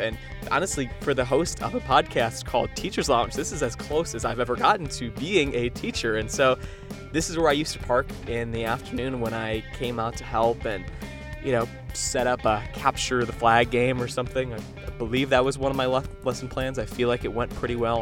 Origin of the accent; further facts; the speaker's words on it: Sandwich, Illinois, United States; moved away; I did drive an hour or so to my hometown to record this audio.